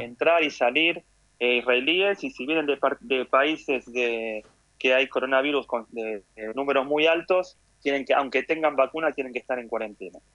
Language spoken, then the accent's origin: Spanish; Argentina; moved away as an adult; nací en Argentina, mm. nací en la UBA, jugué al rugby en Hebraica